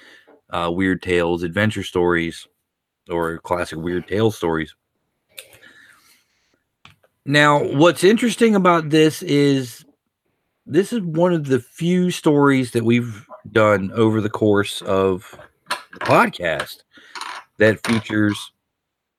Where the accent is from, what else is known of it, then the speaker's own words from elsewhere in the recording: Deep South, United States; growing up in the Deep South myself